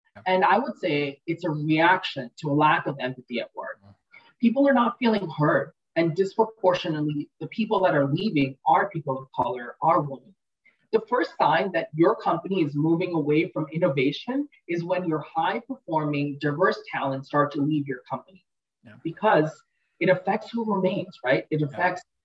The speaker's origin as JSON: {"language": "English", "region": "New York", "country": "United States", "tie": "born or raised there", "also_born_or_lived": "Kolkata, India", "said": "when I was four years old, made the brave decision to buy two plane tickets and immigrate, just her and I, to New York. And that's where I grew up"}